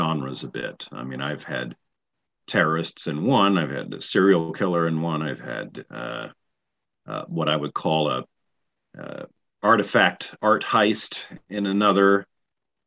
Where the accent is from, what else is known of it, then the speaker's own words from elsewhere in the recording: East Tennessee, United States; accent: East Tennessee; I'm originally from the South, so one of the companies always gives me their Southern books because I can pretty much turn on my East Tennessee accent